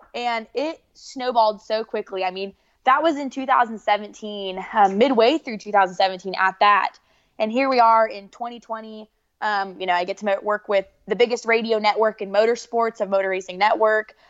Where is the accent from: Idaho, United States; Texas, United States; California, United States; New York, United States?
Idaho, United States; Southern; moved away as an adult; now in Charlotte, United States; I'm from Southern Idaho.